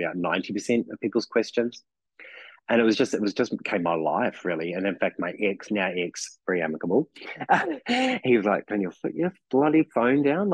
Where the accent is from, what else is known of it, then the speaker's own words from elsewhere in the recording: New Zealand; accent: New Zealand; now in Melbourne, Australia; my New Zealand accent